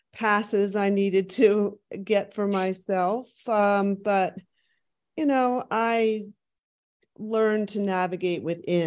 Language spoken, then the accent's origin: English; Philadelphia, Pennsylvania, United States; my hometown of Philadelphia.